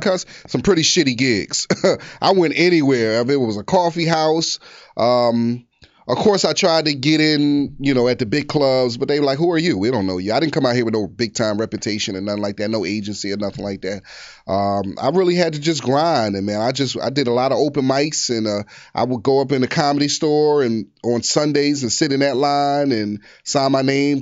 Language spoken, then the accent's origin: English; Philadelphia, Pennsylvania, United States; moved away as an adult; now in Los Angeles, United States; I was born at Temple University. I'm from North Philly